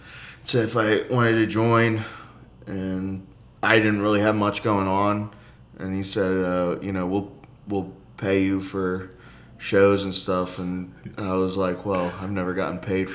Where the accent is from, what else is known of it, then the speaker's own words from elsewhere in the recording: Philadelphia, Pennsylvania, United States; I'm from Philly.